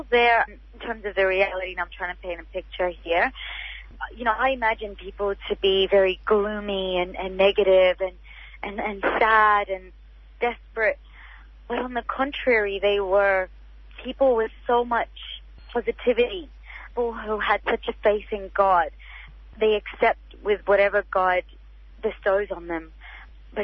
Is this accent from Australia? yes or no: yes; Australia; as an Australian, I have that freedom of expression that I don't have as a Palestinian